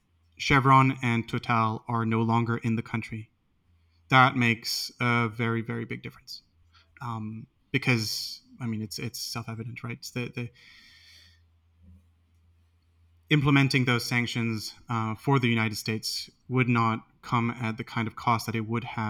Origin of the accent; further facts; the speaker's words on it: France; I come from France